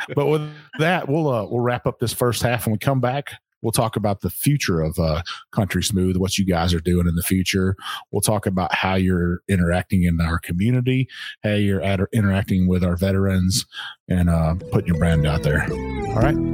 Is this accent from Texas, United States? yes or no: yes; Texas, United States; now in Kentucky, United States; this is Kentucky. It's it's home now. Um, I'm not originally from here. I'm from Texas